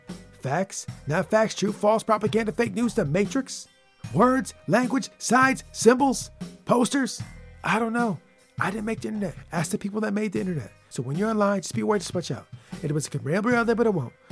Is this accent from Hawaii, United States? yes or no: no; Michigan, United States; I'm from the state of Michigan